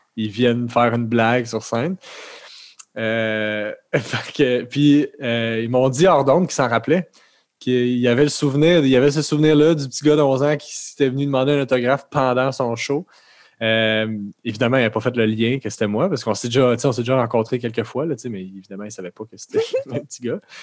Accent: Terrebonne, Quebec, Canada; je viens de, de Lachenay

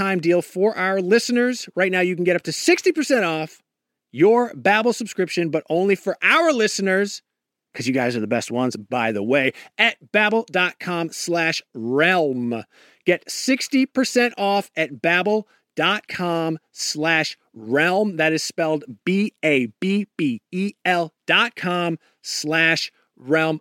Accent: Maine, United States; accent: Maine; We don't have a Massachusetts accent. We have a Maine accent, and they're very different.

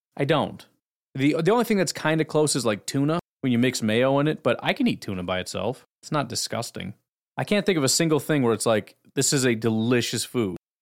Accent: Illinois, United States; I grew up in Illinois

